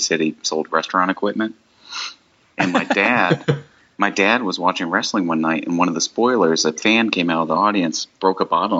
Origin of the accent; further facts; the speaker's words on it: the South, United States; also born or lived in Nashville; I grew up in the South